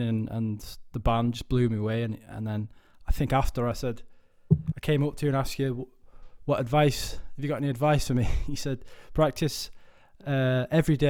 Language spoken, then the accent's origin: English; Wigan, North West England, United Kingdom; I'm from Wigan